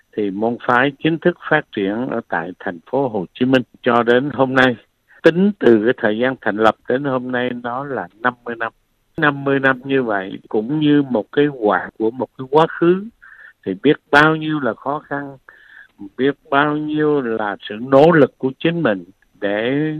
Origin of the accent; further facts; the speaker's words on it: Phu Yen, Vietnam; moved away; also born or lived in Da Lat / Nha Trang / Ho Chi Minh City; Tôi sinh ra lớn lên ở Phú Yên